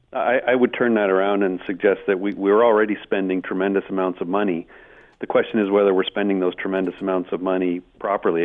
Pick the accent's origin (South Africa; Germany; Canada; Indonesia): Canada; Hamilton, Ontario; I was born in Hamilton.